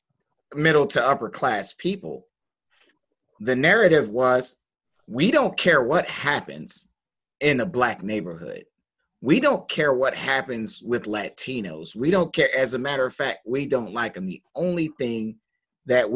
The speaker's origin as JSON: {"language": "English", "town": "Detroit", "region": "Michigan", "country": "United States", "said": "I'm from Detroit, Michigan"}